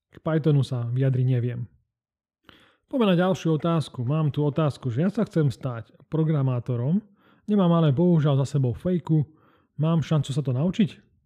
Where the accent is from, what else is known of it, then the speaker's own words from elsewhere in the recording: Banská Bystrica, Banská Bystrica Region, Slovakia; ja som z Banskej Bystrice